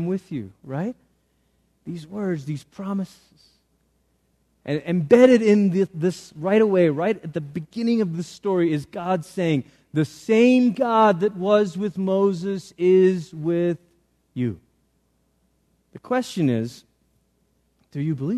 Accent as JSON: {"language": "English", "country": "Malaysia", "tie": "born or raised there", "moved": "yes", "lives_now": "United States", "said": "I grew up in Malaysia. I'm a Malaysian citizen"}